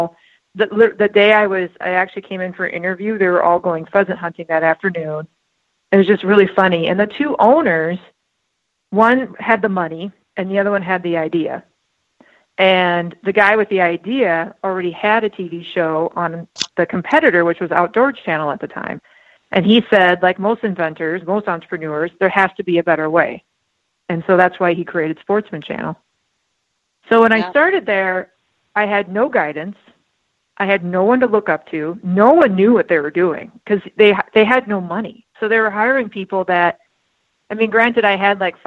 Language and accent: English; South Dakota, United States; also born or lived in Milwaukee, Wisconsin; now in Twin Cities, Minnesota, United States; I grew up in South Dakota, so I grew up in a hunting family.